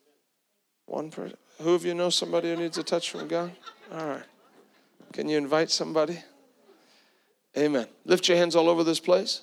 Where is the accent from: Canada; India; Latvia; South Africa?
South Africa; now in Tampa, United States; I grew up with that in South Africa